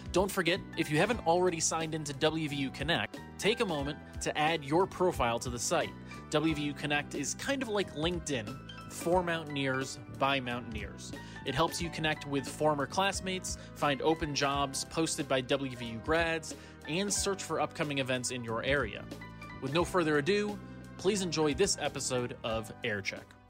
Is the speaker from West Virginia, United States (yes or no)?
yes; West Virginia, United States; I'm coming from West Virginia.